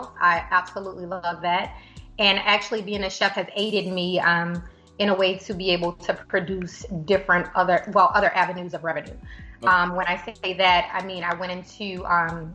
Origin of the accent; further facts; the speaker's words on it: LaPlace, Louisiana, United States; now in Atlanta, United States; I'm from a little city right outside of New Orleans, about 20 minutes outside, called La Place. So I have to represent for La Place, Louisiana